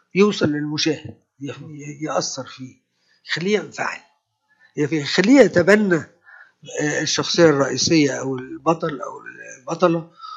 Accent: Egypt; انا مصري

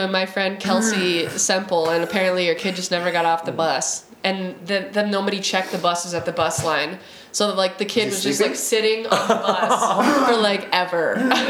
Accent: Montana, United States; born or raised there

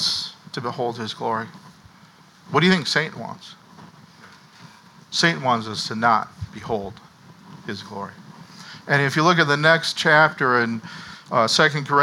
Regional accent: Minnesota, United States; growing up in Minnesota

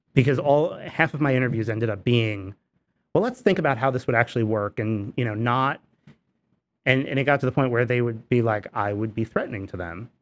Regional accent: Newburgh, New York, United States; I grew up in the Hudson Valley, but I grew up in a, in a city called Newburgh

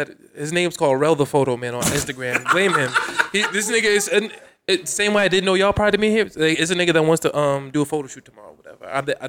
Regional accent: Long Island, New York, United States; moved away; I'm from Long Island.

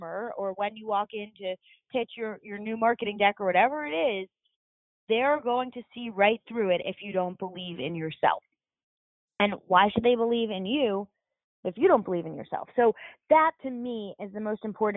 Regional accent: New York City, New York, United States; now in Charlotte, United States; I'm from New York.

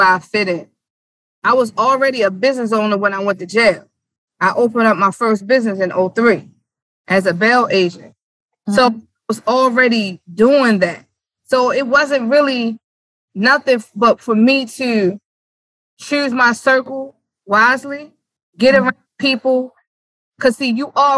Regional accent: Baltimore, Maryland, United States; also born or lived in New York; born in New York. I grew up here in Baltimore

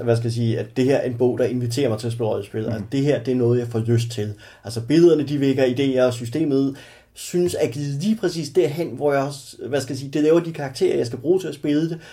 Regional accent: Stevns, Zealand, Denmark; på Stævns, min hjemstavn

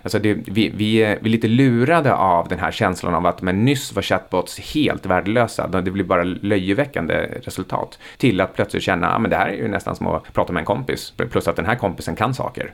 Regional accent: Sweden; för oss som är svenskar.

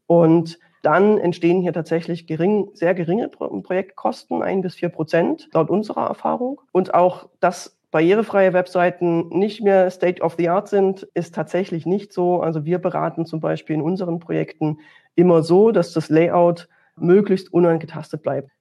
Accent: Dresden, Saxony, Germany; Auch Sachsen, wo ich mich jetzt hier befinde, ich komme ja aus Dresden

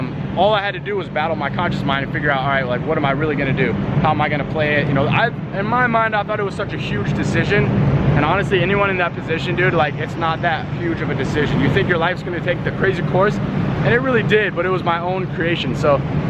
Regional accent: Colorado, United States; also born or lived in Atlanta; I'm from Colorado, started, you know, I lived there, I started from Atlanta, moved to Colorado after a while.

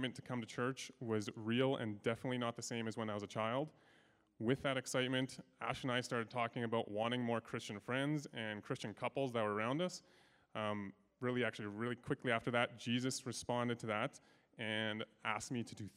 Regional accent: Sherwood Park, Alberta, Canada; born and raised in Sherwood Park

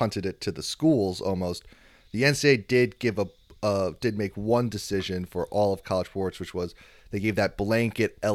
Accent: East Coast, United States; I'm from the East Coast

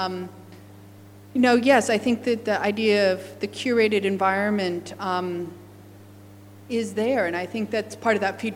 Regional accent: United States; now in Australia; as an American

